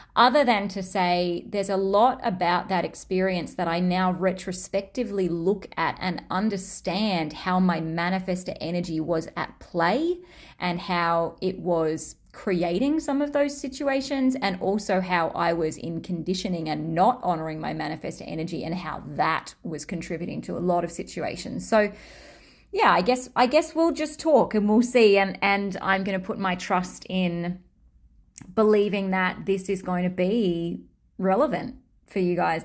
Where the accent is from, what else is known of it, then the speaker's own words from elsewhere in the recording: Australia; accent: Australian; my Australian accent